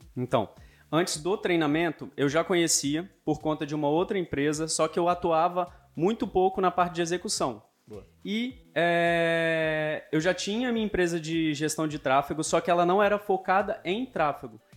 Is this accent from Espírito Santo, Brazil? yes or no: yes; Vila Velha, Espírito Santo, Brazil; Eu sou de Vila Velha, Espírito Santo